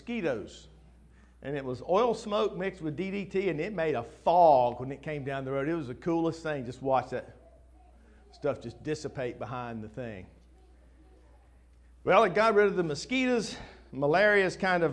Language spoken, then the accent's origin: English; Winston-Salem, North Carolina, United States; I grew up in Winston-Salem.